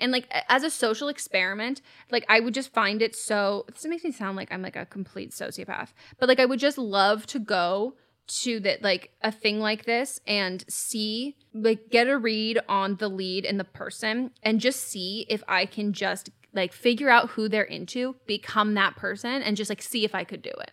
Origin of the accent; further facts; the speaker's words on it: California, United States; I am born and raised in California